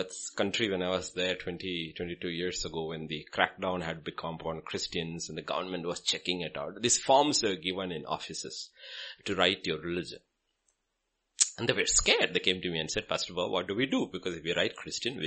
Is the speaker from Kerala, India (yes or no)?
yes; Kerala, India; I'm from Kerala